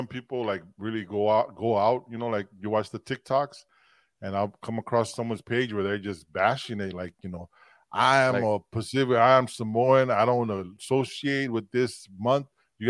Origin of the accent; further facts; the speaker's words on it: Philippines; I'm Filipino.